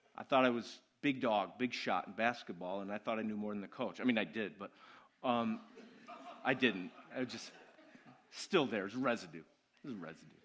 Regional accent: United States

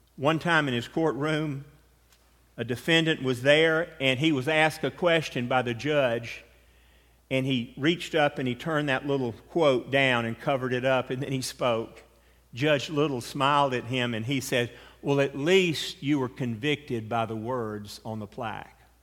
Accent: United States; Being American

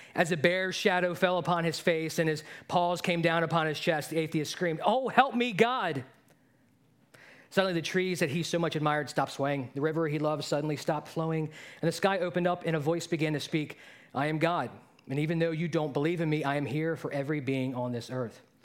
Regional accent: Baltimore, Maryland, United States; I grew up in Baltimore

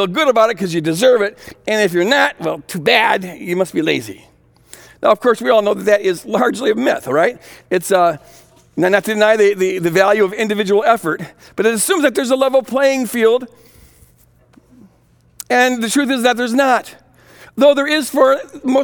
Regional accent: Minneapolis, Minnesota, United States; I come from Minnesota Nice, the Twin Cities up here

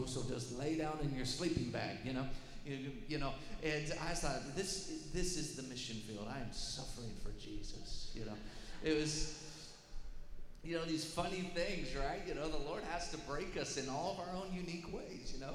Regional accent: Denver, Colorado, United States; I was born and lived in Denver, Colorado, in a suburb

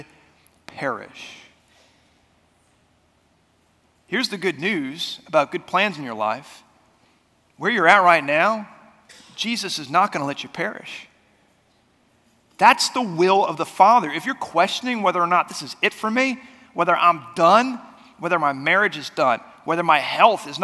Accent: United States; now in Oklahoma, United States; I grew up right outside of Washington, D.C.

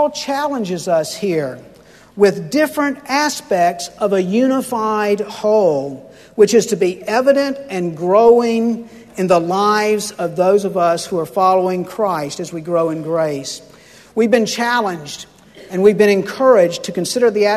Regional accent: Pensacola, Florida, United States; sitting in my church growing up in Pensacola

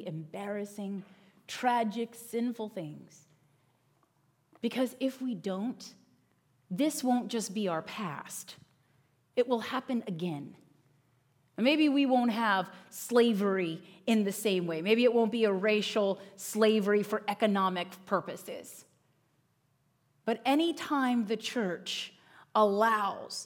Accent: Northern Virginia, United States; moved away as an adult; now in Pennsylvania, United States; I grew up in Northern Virginia

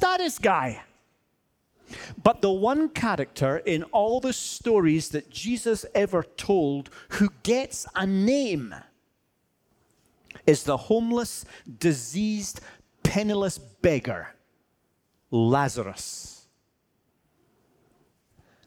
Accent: Scotland, United Kingdom; I'm Scottish

